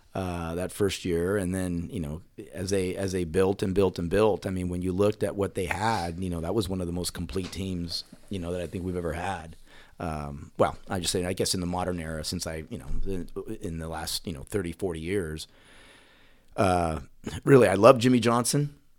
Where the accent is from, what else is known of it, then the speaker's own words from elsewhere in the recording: Puerto Rico; now in Dallas, United States; growing up in Puerto Rico, you know, I was young when I was there